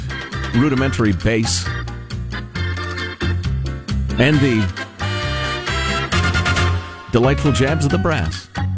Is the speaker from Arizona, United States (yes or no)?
no; San Francisco, California, United States; born there; now in Tiburon, United States; I was born in San Francisco nearly 78 years ago. Lived in Tiburon for the last 52 years.